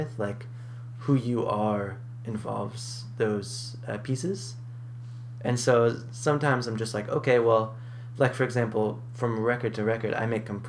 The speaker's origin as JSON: {"language": "English", "region": "New England", "country": "United States", "tie": "born there", "also_born_or_lived": "Boston", "said": "So I moved from Boston. {S2} Okay. {S1} But most of my family's in Southern California. That's mm-hmm. where I go to see my family. But I was born in New England as well."}